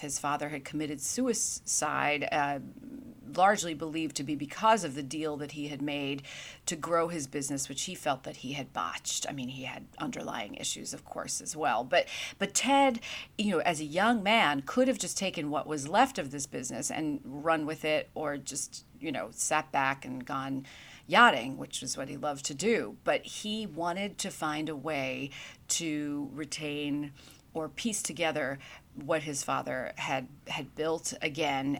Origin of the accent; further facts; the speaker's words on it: New York City, New York, United States; moved away as an adult; also born or lived in North Carolina; growing up in Brooklyn, New York, I was an aspiring journalist